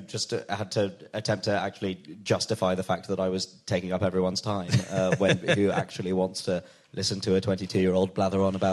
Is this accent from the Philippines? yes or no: no; Wembley, London, United Kingdom; born or raised there